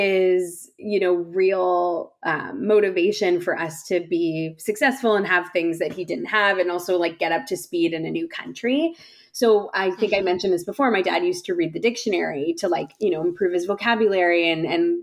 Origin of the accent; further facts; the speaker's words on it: Whitby, Ontario, Canada; also born or lived in London, Ontario; I was born in Canada, born and raised in London, Ontario, and pretty much spent most of my life in the East End of the GTA in a small town called Whitby.